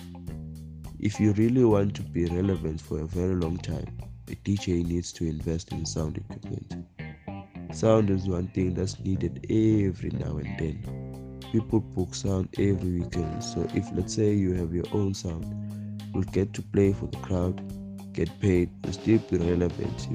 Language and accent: English; Eswatini; I'm from Babale, Eswatini